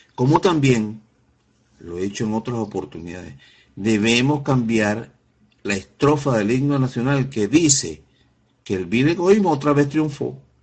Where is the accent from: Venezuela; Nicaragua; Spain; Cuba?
Venezuela; como venezolano